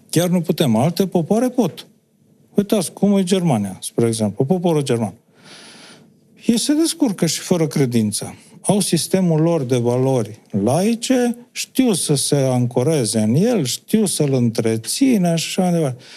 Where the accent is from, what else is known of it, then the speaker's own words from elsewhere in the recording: Romania; Pentru orice om e capitală, dar pentru noi cu atât mai mult. Noi uh, nu ne descurcăm în lumea asta, în lumea mare, să zicem, comunitatea europeană, cealaltă planetară, fără credința noastră.